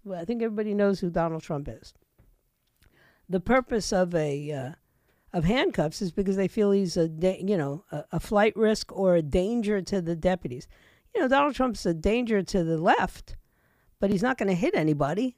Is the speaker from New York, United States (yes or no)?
yes; New York City, New York, United States; moved away as an adult; also born or lived in Puerto Rico (ancestry); now in Florida, United States; I'm embarrassed by my hometown of New York. I was, you know, raised there